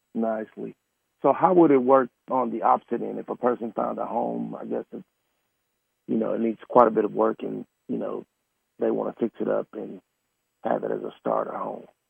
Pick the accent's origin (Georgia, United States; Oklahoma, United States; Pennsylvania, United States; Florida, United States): Oklahoma, United States; moved away; I'm originally from Oklahoma